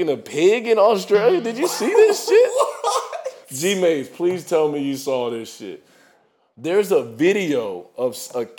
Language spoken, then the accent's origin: English; United States; I'm an American African, man. And I say American first because I've never been to Africa